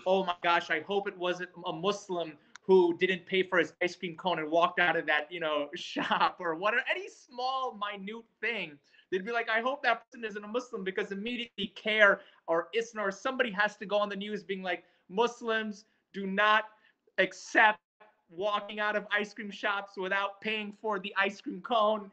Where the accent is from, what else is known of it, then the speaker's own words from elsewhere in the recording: New York City, New York, United States; moved away; also born or lived in Fayetteville, North Carolina; I grew up in Queens, New York. I spent a good portion of my childhood uh, out there